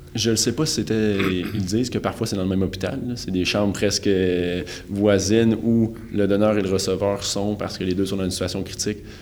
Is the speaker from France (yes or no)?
no; Quebec, Canada; je suis né au Québec euh, en 1995